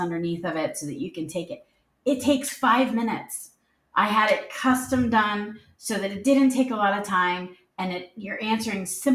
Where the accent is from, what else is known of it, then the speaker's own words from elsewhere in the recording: Philadelphia, Pennsylvania, United States; moved away; also born or lived in the South (US); I was born and raised in the Philadelphia area